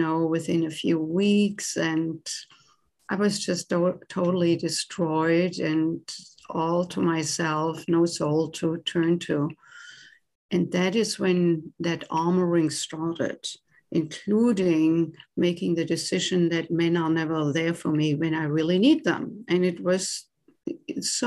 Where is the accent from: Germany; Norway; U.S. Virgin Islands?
Germany; accent: German; English is a second language; moved away as an adult; now in United States; I was born and raised in Germany and came to the US in my late 20s to do postgraduate work in music.